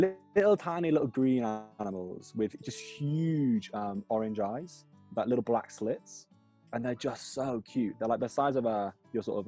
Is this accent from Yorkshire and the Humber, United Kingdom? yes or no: yes; Hull, Yorkshire and the Humber, United Kingdom; moved away as an adult; now in France; I'm originally from Hull, which is an absolute dive.